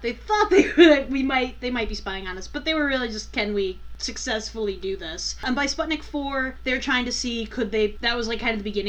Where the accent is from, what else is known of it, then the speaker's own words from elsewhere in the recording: Manitowoc, Wisconsin, United States; I'm from originally Manitowoc, Wisconsin. And for those that don't know, it is south of Green Bay.